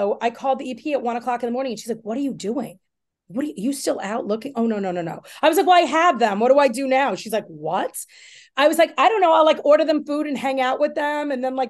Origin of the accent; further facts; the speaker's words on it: Long Island, New York, United States; I grew up in Long Island.